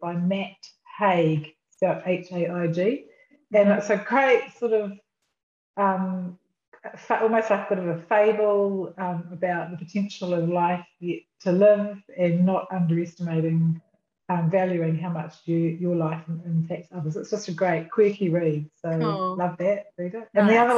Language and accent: English; New Zealand; have won the life lottery that meant I'm a New Zealander